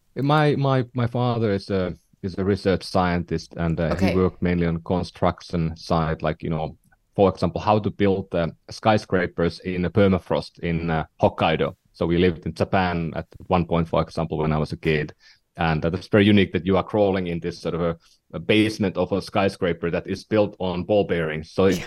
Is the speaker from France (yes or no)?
no; northern Finland, Finland; now in San Francisco, United States; I'm from Finland, um, you know the the, the small uh, country in northern Europe, and uh, not not from the southern part of Finland, but from the northern part of Finland